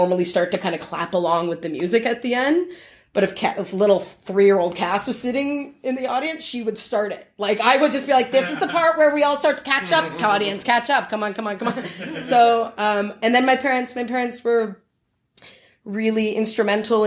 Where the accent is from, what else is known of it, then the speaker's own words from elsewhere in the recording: St. Catharines, Ontario, Canada; that's where I grew up in Niagara.